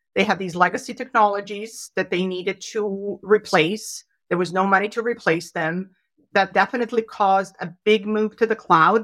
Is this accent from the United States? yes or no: no; Canada; as proud Canadians